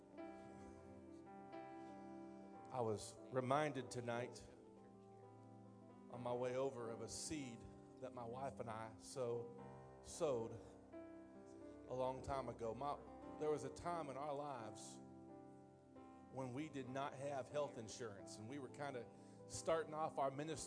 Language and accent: English; Indiana, United States; I'm from Indiana